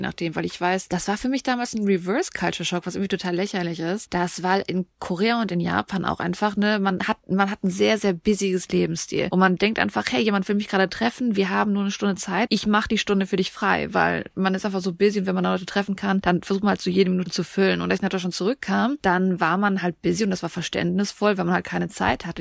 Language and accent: German; Germany; wir Deutschen